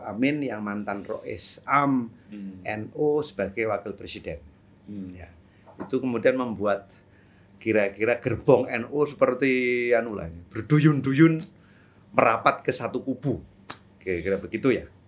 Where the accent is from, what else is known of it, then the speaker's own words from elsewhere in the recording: Pekalongan, Central Java, Indonesia; saya orang Pekalongan